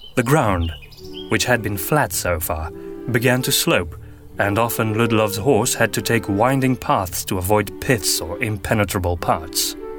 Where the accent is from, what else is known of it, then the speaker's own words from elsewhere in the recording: Antwerp, Flanders, Belgium; first language Flemish; English is a second language; I am from Belgium. More specifically, Antwerp in the northern